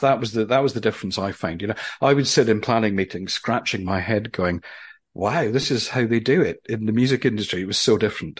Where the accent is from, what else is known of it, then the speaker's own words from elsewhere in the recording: Aberdeen, Scotland, United Kingdom; now in London, United Kingdom; I'm from Aberdeen in Scotland